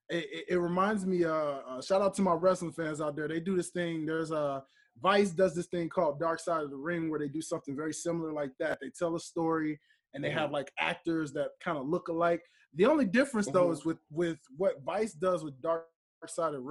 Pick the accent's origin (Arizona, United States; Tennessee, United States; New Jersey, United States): Tennessee, United States; Memphis; moved away; I'm from Memphis originally